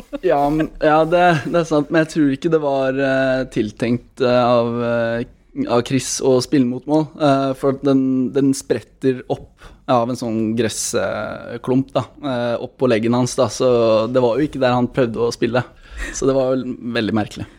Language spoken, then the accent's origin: Norwegian; Norway; der jeg kommer fra, Sigrud